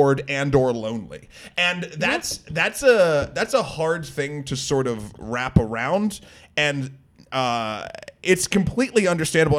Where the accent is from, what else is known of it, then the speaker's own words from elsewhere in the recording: Amherst, New Hampshire, United States; now in New York City, United States; I'm from Amherst